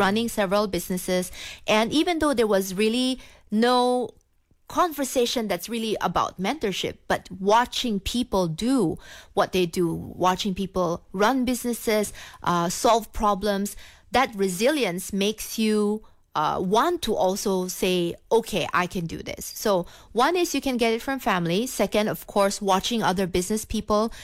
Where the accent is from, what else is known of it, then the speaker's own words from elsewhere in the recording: Philippines; moved away as an adult; also born or lived in Singapore; now in Kuala Lumpur, Malaysia; I was born in the Philippines, uh, from a Chinese family